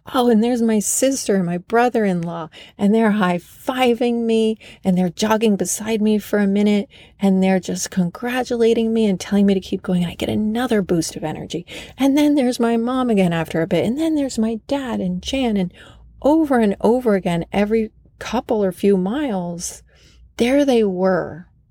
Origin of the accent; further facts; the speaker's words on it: Vermont, United States; moved away; also born or lived in Los Angeles; Vermont, my home state